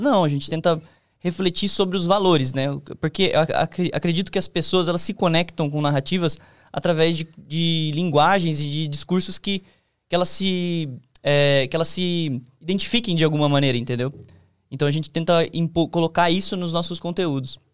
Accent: Sorocaba, São Paulo, Brazil; moved away; eu vim do interior, né, de Sorocaba

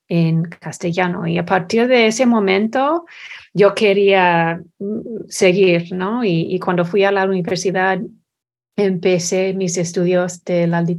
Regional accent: Texas, United States; Spanish is a second language; also born or lived in Scotland / Nebraska; Yo nací en Escocia y mi familia se mudó a los Estados Unidos cuando tuve cuatro años, primeramente a Nebraska y luego a Texas. Y asistí a primaria y secundaria en Texas

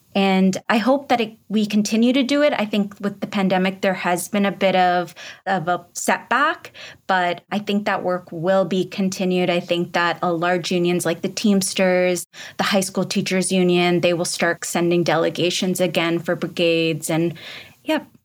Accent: Pakistan; moved away; I'm from Pakistan originally

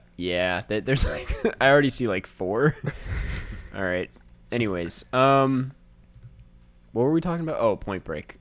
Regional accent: Saint Paul, Minnesota, United States; I'm from Saint Paul

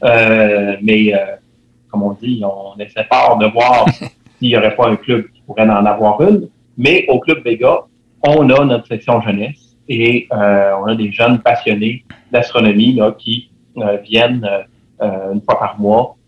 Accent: Quebec City, Quebec, Canada; je suis résident de Capouge

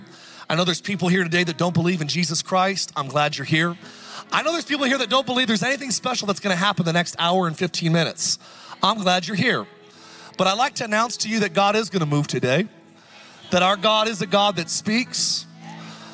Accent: California, United States; moved away; also born or lived in Idaho; I have more family actually that lives in Idaho, even though I'm from California

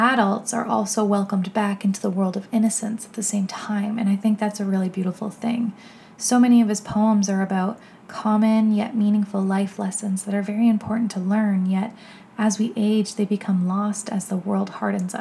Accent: Toronto, Ontario, Canada; I'm a photographer from Toronto, Canada

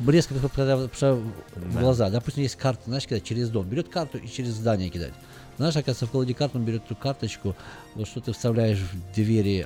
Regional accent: Russia; moved away; я говорю, что я из России

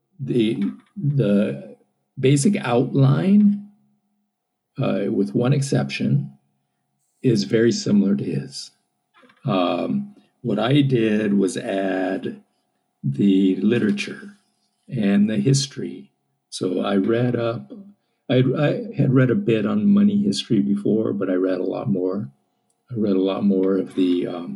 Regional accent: United States; I'm an American.

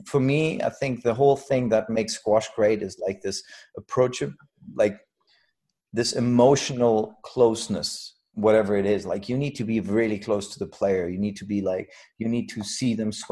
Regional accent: Germany; I come from Germany.

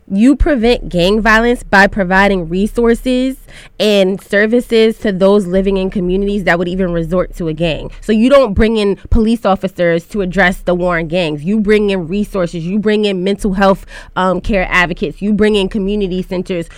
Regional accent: New York City, New York, United States; I am from Southeast Queens

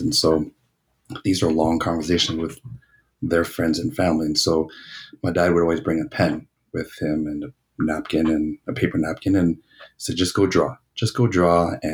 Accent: Toronto, Ontario, Canada; now in Winnipeg, Canada; I'm originally from Toronto

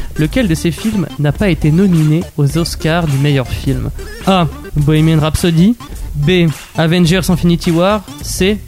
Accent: Normandy, France; je suis normand

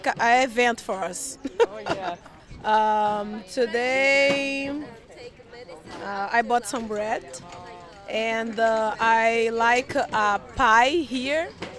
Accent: Brazil; English is a second language; moved away as an adult; now in Byron Bay, Australia; I'm 29 years old, I'm from Brazil. I have been living in Byron Bay 3 months

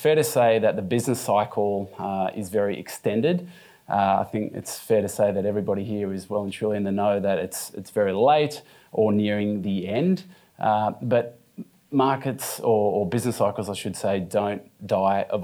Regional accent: Australia; Being an Australian

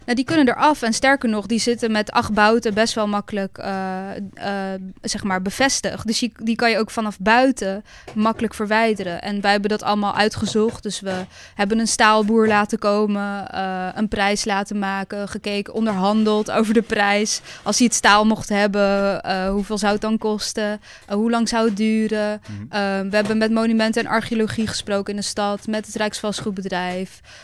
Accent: Zoetermeer, South Holland, Netherlands; moved away; also born or lived in Amsterdam; ik ben opgegroeid in Zoetermeer in een hele grote flat

